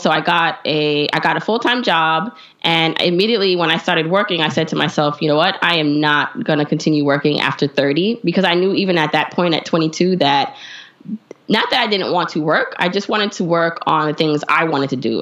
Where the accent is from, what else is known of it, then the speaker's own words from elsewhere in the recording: New York City, New York, United States; also born or lived in Jamaica; I was raised by a single mom in Brooklyn